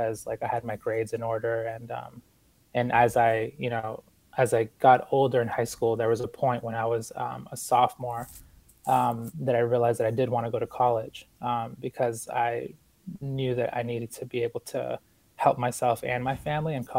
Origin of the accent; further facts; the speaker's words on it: Boston, Massachusetts, United States; also born or lived in Ecuador; I was born in Ecuador, but I came to the United States with my family when I was about 4 years old, and we moved to Boston